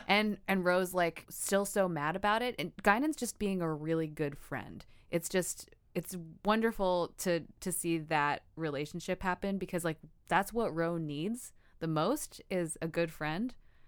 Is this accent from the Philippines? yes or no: yes; Philippines; I'm Filipino.